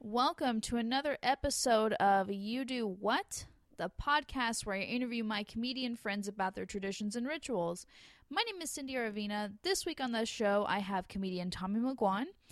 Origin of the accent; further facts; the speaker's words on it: Los Angeles area, California, United States; I'm from L